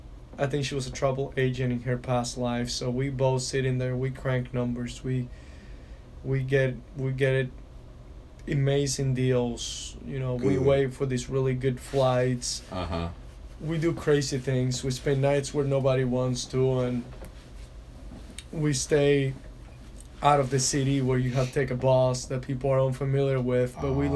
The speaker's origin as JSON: {"language": "English", "country": "Venezuela", "tie": "born there", "said": "I've only been to Argentina, and I was born in Venezuela, so that's two of them."}